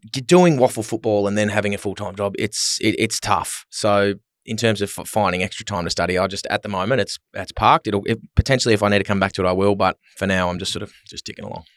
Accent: Melbourne, Victoria, Australia; moved away as an adult; also born or lived in Adelaide; now in Perth, Australia; I grew up in Melbourne, was born in Adelaide

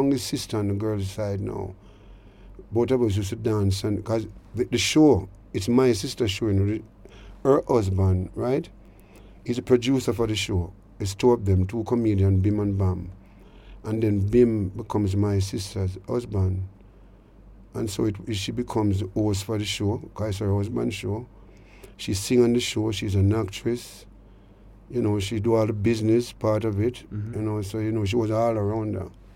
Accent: Kingston, Jamaica; growing up in Denham Town as a child

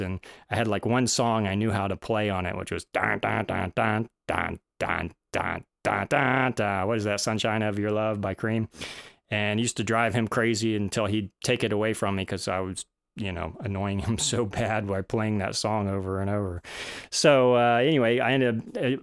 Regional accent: Florida, United States; also born or lived in Boston / Georgia; ended up back in Florida for a little while. That's my home. I'm from Florida

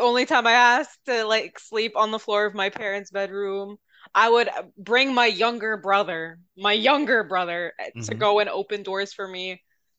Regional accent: New York, United States; I'm from New York. This can't possibly happen to me.

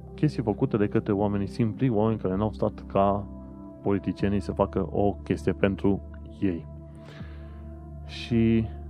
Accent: Romania; moved away as an adult; now in United Kingdom; am plecat din România

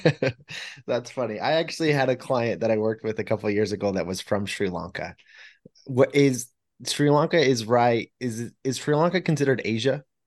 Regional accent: United States; growing up in America

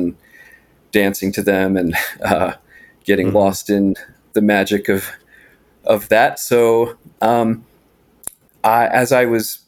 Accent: Appalachian Mountains, United States; I grew up in the Appalachian Mountains in a very isolated and remote setting

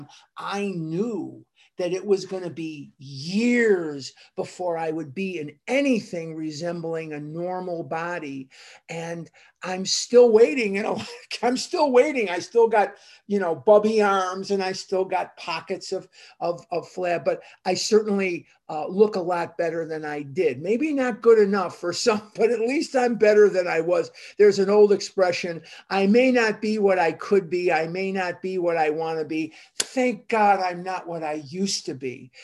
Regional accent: Chicago, Illinois, United States; I grew up in Chicago

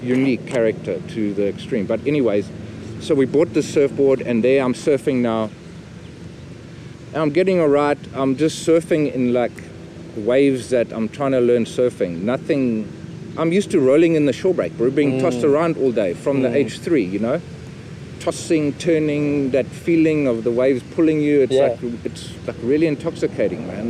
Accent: Durban, KwaZulu-Natal, South Africa; I grew up in Glen Ashley, which is right by Umschlunga.

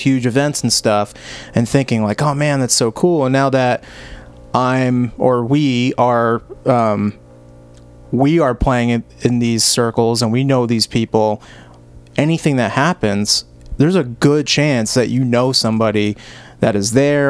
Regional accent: Cranston, Rhode Island, United States; I grew up in Cranston, Rhode Island

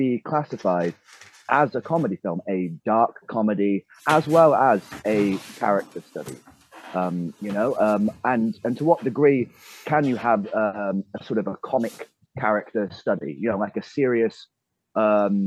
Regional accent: England, United Kingdom; being an Englishman

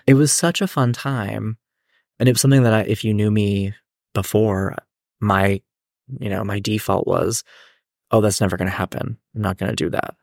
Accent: Hannastown, Pennsylvania, United States; also born or lived in Japan; I grew up in this small town called Hannahstown, Pennsylvania.

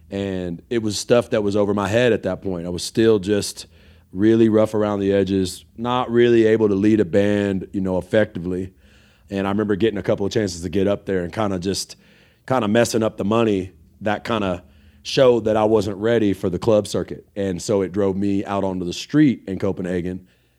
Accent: Rio Grande Valley, Dallas-Fort Worth area, South Texas, United States; also born or lived in Paris, France / New Orleans; being from the Rio Grande Valley and way down in South Texas, and then spending time growing up in the Dallas-Fort Worth area

